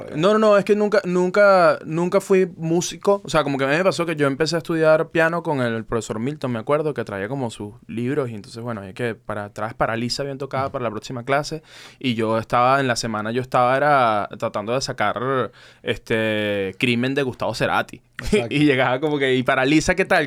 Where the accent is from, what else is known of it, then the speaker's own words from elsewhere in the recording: Caracas, Capital District, Venezuela; moved away as an adult; also born or lived in Vancouver, Canada; nosotros venimos de Caracas